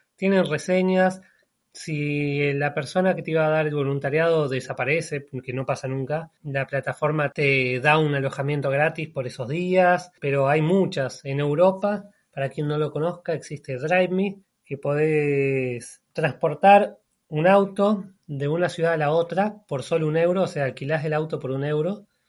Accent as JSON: {"language": "Spanish", "region": "Buenos Aires", "country": "Argentina", "tie": "born or raised there", "also_born_or_lived": "Cutral Có, Neuquén, Argentina", "moved": "as an adult", "said": "Yo nací en un pequeño pueblito de la Patagonia que se llama Cutralcó, o sea, al sur de Argentina, norte de la Patagonia. Pero viví casi toda mi vida en Buenos Aires. Básicamente soy más bonaerense que neuquino"}